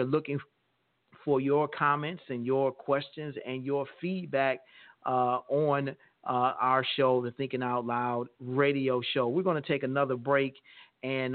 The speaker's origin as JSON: {"language": "English", "country": "United States", "said": "as an American people"}